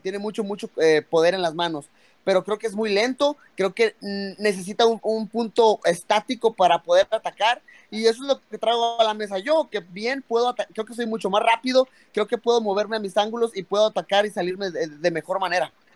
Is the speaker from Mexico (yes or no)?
yes; Mexico; soy mexicano